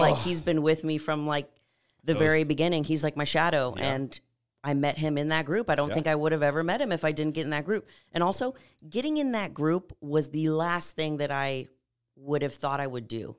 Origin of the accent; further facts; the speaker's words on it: San Antonio, Texas, United States; moved away as an adult; So I'm originally from San Antonio. I lived there from birth till 18 and then knew I wanted to move out